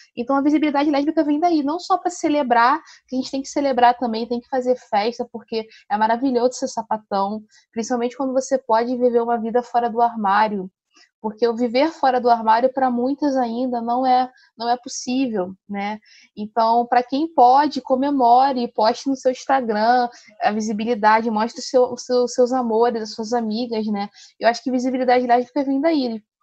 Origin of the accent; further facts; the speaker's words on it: Rio de Janeiro, Brazil; sou aqui do Rio de Janeiro, do subúrbio do Rio